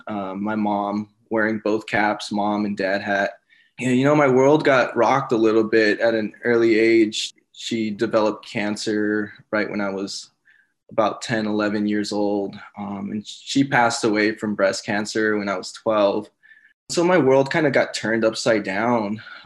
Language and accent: English; Los Angeles, California, United States; moved away as an adult; now in San Antonio, United States; I'm originally from Los Angeles, California